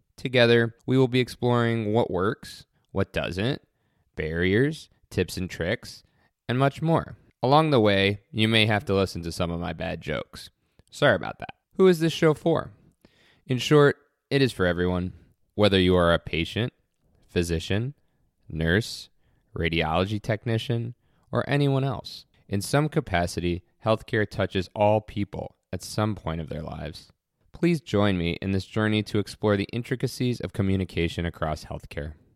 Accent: New York City, New York, United States; moved away as an adult; also born or lived in Geneseo, New York / Syracuse, New York / Chicago, Illinois; now in Western New York, United States; I was born and raised in New York City

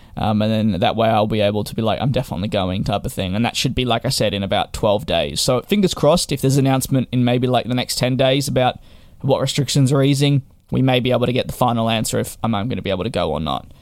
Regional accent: Victoria, Australia; my home state of Victoria

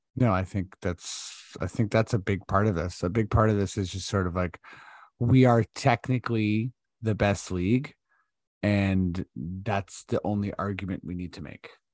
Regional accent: Toronto, Ontario, Canada; we're from Toronto

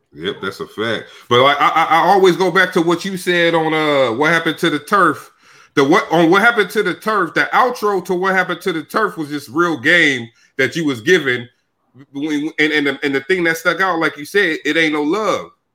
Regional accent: Sacramento, California, United States; moved away as an adult; now in Brooklyn, United States; I'm from Sacramento, but now I live in Brooklyn, New York

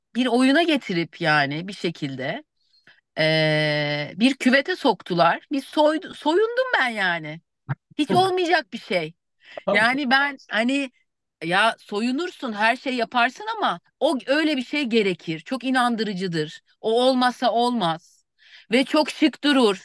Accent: Bursa, Turkey; also born or lived in Eskişehir; Sonra Bursalıyım. Mezun olup Bursa'ya döndüm.

